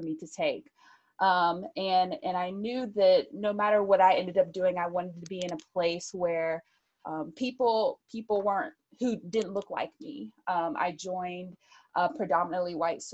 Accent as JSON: {"language": "English", "town": "Birmingham", "region": "Alabama", "country": "United States", "tie": "born or raised there", "also_born_or_lived": "Tampa", "moved": "yes", "said": "growing up in Birmingham, I grew up in a minor league baseball market. I grew up where Michael Jordan played minor league baseball"}